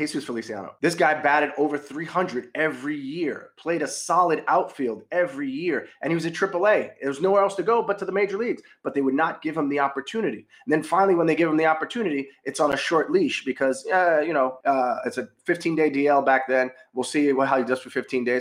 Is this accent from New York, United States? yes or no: yes; New York, United States; I'm a New Yorker